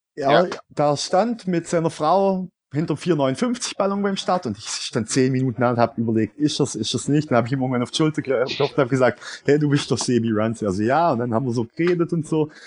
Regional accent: Swabia, Baden-Württemberg, Germany; Als Schwabe

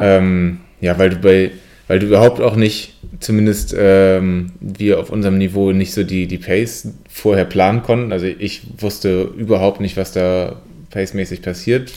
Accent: Siegen, North Rhine-Westphalia, Germany; bei uns in Siegen

